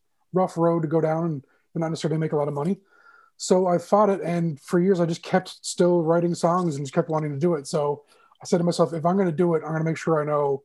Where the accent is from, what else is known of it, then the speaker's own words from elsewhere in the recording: St. John's, Newfoundland and Labrador, Canada; moved away; also born or lived in Toronto; Born and raised in St. John's, Newfoundland, Labrador, East End kid for life